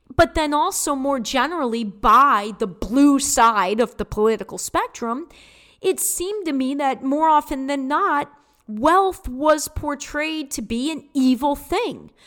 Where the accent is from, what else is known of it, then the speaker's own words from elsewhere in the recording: Detroit, Michigan, United States; I was brought up in Detroit and born in Detroit